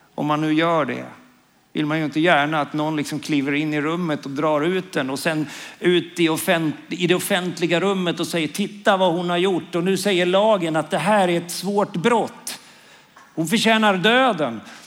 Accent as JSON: {"language": "Swedish", "town": "Karlskoga", "region": "Örebro County", "country": "Sweden", "tie": "born or raised there", "also_born_or_lived": "Norrbotten / Umeå", "moved": "yes", "lives_now": "Karlskrona, Sweden", "said": "Jag är uppvuxen i Karlskoga. Men jag är en stolt norrlänning faktiskt. Jag är född i Norrbotten."}